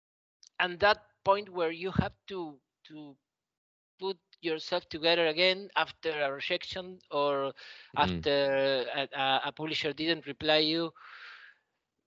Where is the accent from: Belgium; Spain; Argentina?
Argentina; English is a second language; I learned English. They teach it here in school